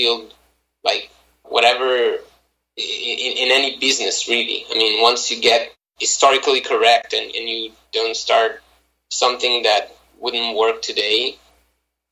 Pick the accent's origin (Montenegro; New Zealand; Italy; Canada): Italy; Milan, Lombardy; moved away as an adult; now in United States; I was born and raised in Milan, Italy